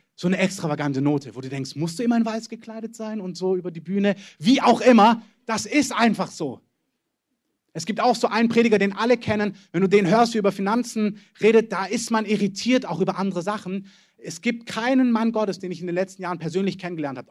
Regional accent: Germany; wir als Deutsche

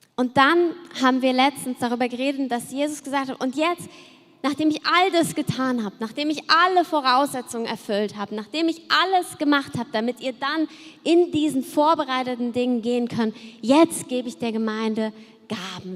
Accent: Cologne, North Rhine-Westphalia, Germany; ich komme ja aus Köln und da haben wir uns als Kinder natürlich auch verkleidet für den Karneval

